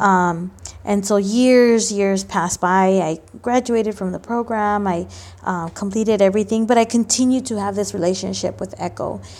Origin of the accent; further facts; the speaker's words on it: Los Angeles, California, United States; also born or lived in Mexico; I grew up here in L